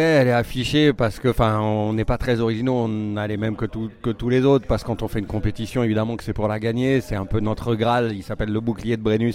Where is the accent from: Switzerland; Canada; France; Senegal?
France; je suis français